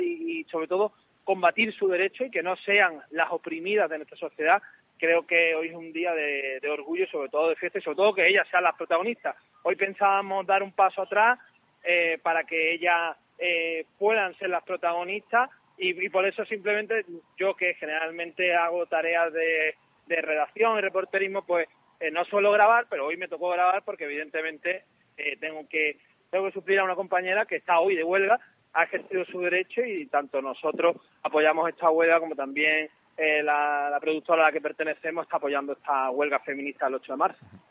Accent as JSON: {"language": "Spanish", "town": "Málaga", "region": "Andalusia", "country": "Spain", "said": "yo soy malagueño"}